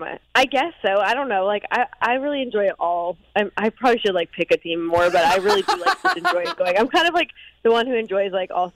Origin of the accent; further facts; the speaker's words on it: Medicine Hat, Alberta, Canada; now in Nashville, United States; I didn't have, like, a hometown because I grew up in Medicine Hat, so, like, Calgary would be the closest thing.